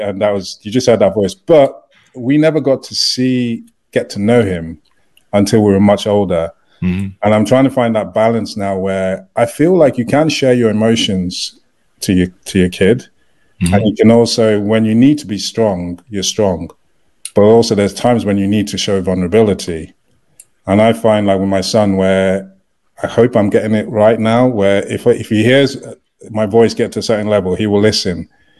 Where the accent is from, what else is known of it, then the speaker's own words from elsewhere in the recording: United Kingdom; moved away; So when I came over, and also I was having to wait to get my work permit and everything because I'm a British citizen, my wife was the only person that could work.